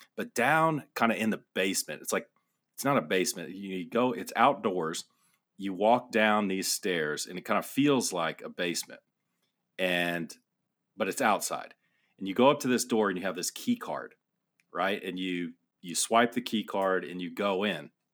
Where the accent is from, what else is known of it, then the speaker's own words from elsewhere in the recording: Amarillo, Texas, United States; I grew up in Amarillo